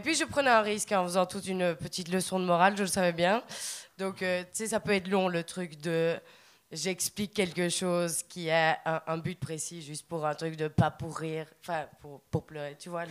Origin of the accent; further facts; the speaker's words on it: Belgium; accent: Belgian; also born or lived in Liège; now in Montreal, Canada; quand t'es belge à Montréal, c'est que souvent les Québécois ils font pas la distinction entre l'accent belge et l'accent français. Ils pensent qu'on est français